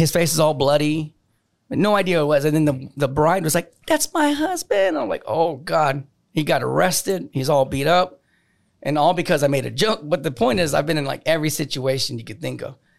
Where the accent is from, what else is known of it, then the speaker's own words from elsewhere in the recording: New Braunfels, Texas, United States; moved away as an adult; also born or lived in New Orleans, Louisiana; I was gone from New Braunfels for eighteen years straight